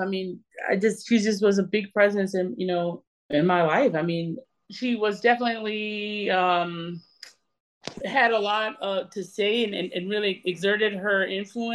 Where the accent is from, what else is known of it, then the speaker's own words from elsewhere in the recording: Holly Hill, South Carolina, United States; I grew up in Holly Hill, South Carolina, in between Columbia, South Carolina and Charleston.